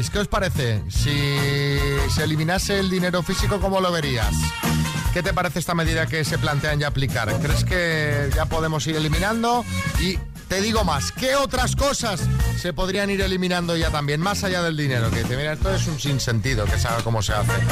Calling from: Bilbao, Basque Country, Spain; Hola, buenos días. … de Bilbao

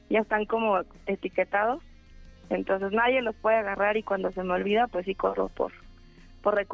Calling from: Mexico City, Mexico; Ah, de la colonia Narvarte.

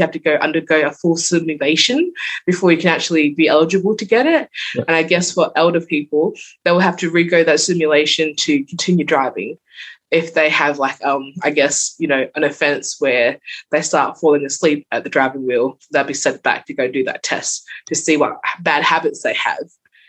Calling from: Port Lincoln, South Australia, Australia; I'm calling in from Kalinyala, which is the native word for Port Lincoln, and it's bungalow country.

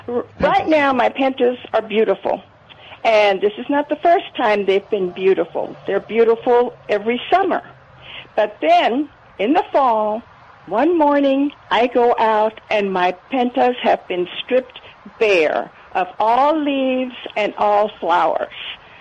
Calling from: San Antonio, Texas, United States; I am in San Antonio at 35 and 1604 in that area. Right close, actually, I'm a mile from Milberger's.

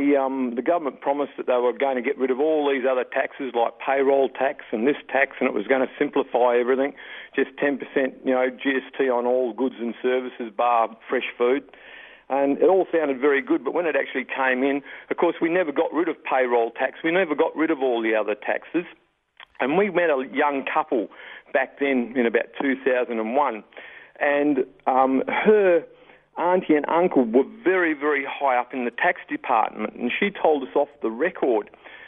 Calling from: Western Australia, Australia; I'm down south, mate, in West Australia.

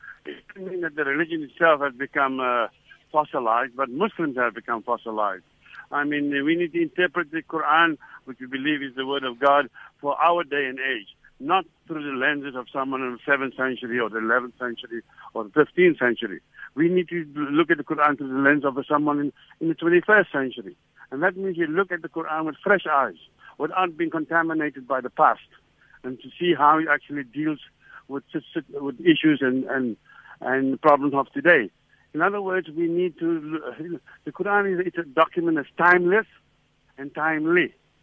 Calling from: Cape Town, Western Cape, South Africa; Or, like, I'm talking from Cape Town.

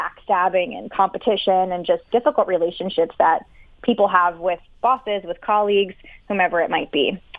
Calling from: Philadelphia, Pennsylvania, United States; I live in downtown Philadelphia.

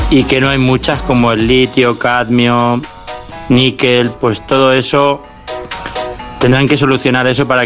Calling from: Hoya-Gonzalo, Castilla-La Mancha, Spain; Buenos días … de Olla Gonzalo, Albacete.

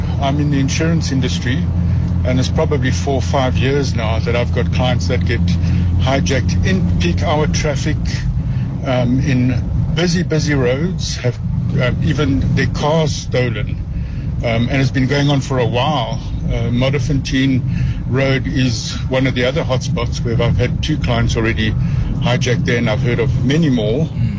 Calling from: Edenvale, Gauteng, South Africa; I'm phoning from Edenvale.

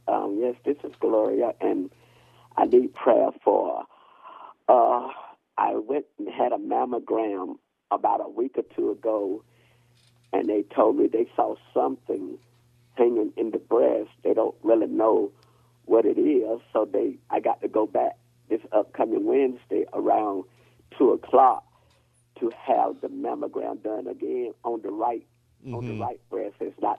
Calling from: Raleigh, North Carolina, United States; I'm calling from Raleigh, North Carolina.

